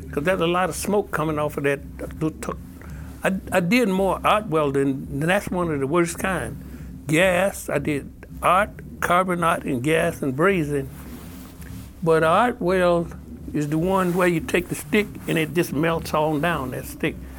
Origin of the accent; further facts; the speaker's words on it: Mississippi, United States; growing up in Mississippi